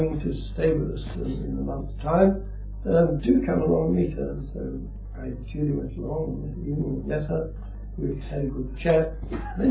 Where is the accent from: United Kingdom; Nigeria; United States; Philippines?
United Kingdom; Dorset, South West England; I was born in Dorset